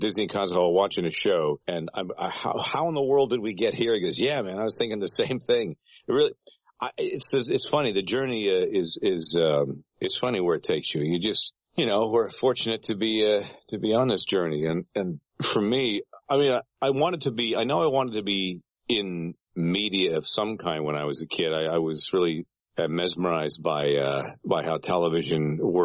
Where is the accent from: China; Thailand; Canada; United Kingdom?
Canada; Peterborough, Ontario; moved away as an adult; now in United States; A program director of a radio station in my hometown, Peterborough, Ontario, Canada